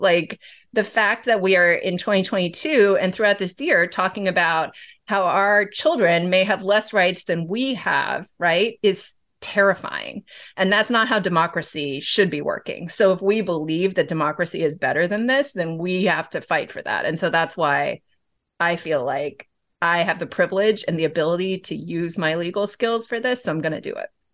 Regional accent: California, United States; my home state of California

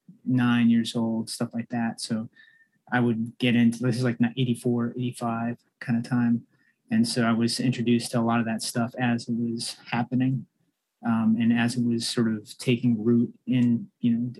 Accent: Andover, Massachusetts, United States; also born or lived in Stoughton, Massachusetts / Randolph, Massachusetts; I spent most of my time in Andover, Massachusetts

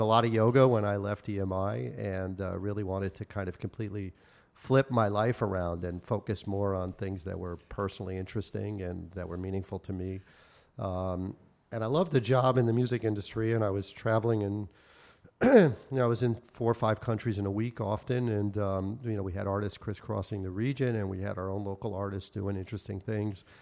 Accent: New York, United States; moved away as an adult; also born or lived in Taiwan / Asia; I'm from New York originally, and um, I've kind of had a long involvement in living in Asia. Lived in Asia almost uh, 25 years

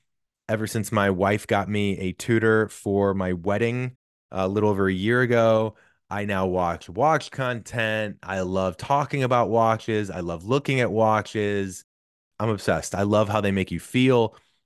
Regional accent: St. Louis, Missouri, United States; I'm from St. Louis.

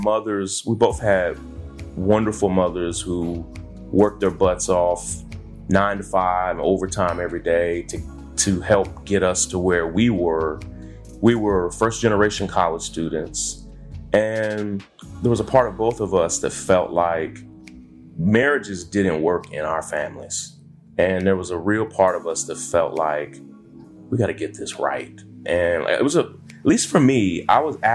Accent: Kentucky, United States; moved away as an adult; also born or lived in Atlanta / California / New York; we grew up in Kentucky

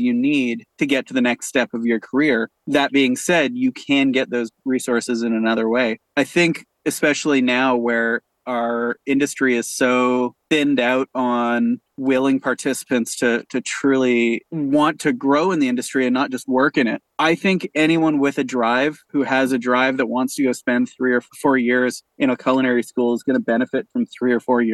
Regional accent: Canada; also born or lived in Winnipeg / Toronto; as a Canadian

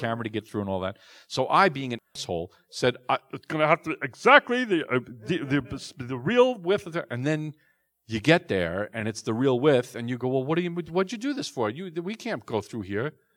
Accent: New York City, New York, United States; I'm a neurotic Jew from, from Queens

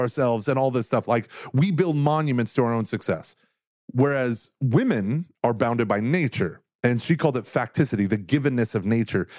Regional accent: Australia; I'm an Australian

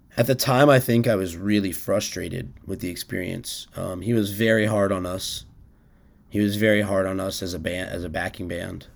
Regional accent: Washington, District of Columbia, United States; I grew up in Washington, D C

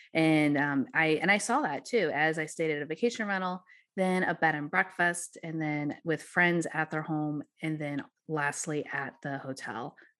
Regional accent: Missouri, United States; the magic of Missouri and my hometown area

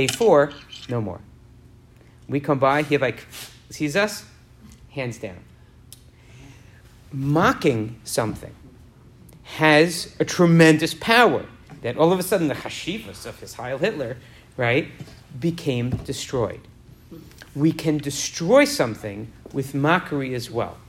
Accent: New York, United States; growing up in New York

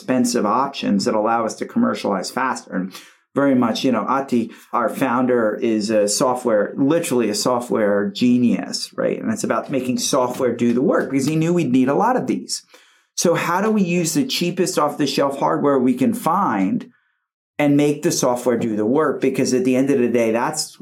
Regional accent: United States; as an American growing up here

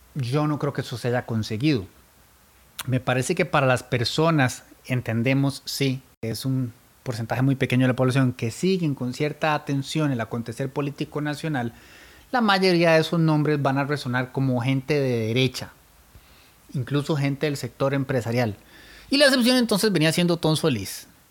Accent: Turrialba, Cartago, Costa Rica; soy de Turrialba

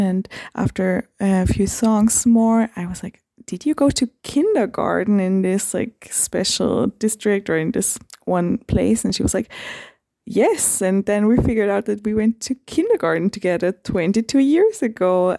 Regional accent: Vienna, Austria; I'm from Vienna, Austria.

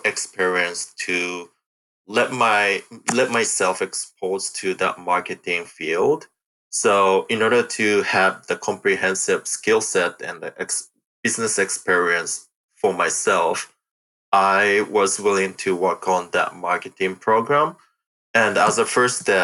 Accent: Japan; moved away as an adult; also born or lived in Michigan, United States; now in Sunnyvale, United States; I was born and raised in Japan

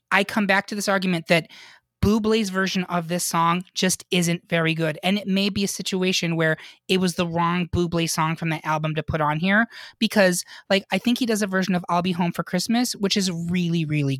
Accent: Syracuse, New York, United States; moved away; we grew up in Syracuse, New York

